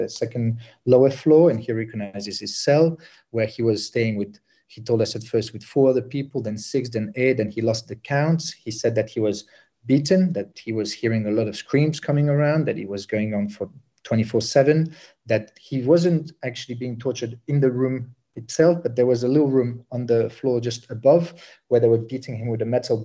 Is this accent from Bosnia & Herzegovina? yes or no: yes; Sarajevo, Bosnia & Herzegovina; moved away; I'm originally from Bosnia. I'm from Sarajevo